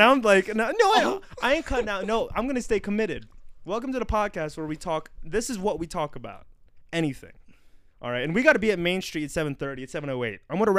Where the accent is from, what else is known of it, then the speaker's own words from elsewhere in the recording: United States; as an American